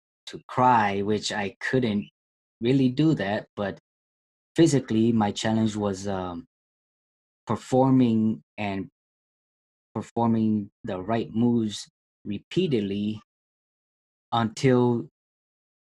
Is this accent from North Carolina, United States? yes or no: no; Minnesota, United States; I was born in Minnesota, I lived here my entire life, and never traveled out of country